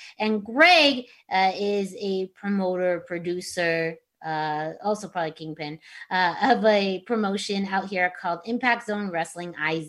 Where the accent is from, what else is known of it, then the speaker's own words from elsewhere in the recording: Yuma, Arizona, United States; now in Tucson, United States; when I was growing up in Yuma.